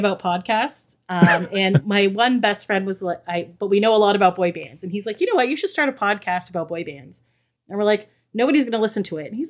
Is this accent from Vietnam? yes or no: no; Canada; we're Canadian